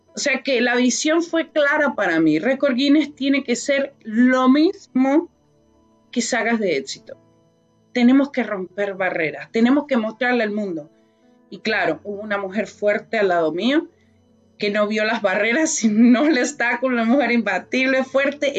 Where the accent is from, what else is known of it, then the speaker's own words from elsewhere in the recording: Venezuela; moved away as an adult; now in Canada; Llegué a un país hace 22 años que es Canadá, vengo de Venezuela